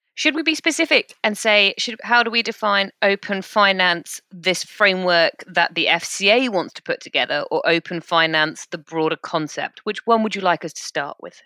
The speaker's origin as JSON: {"language": "English", "country": "United Kingdom", "said": "We're British."}